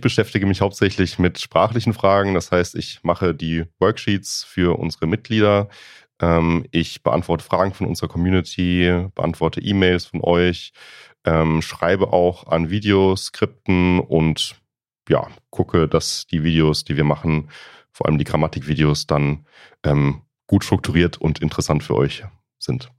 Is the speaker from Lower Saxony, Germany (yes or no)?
no; Freiburg, Baden-Württemberg, Germany; accent: Alemannic; now in Berlin, Germany; ich komme aus Baden-Württemberg, aus ähm, Freiburg, Ecke Freiburg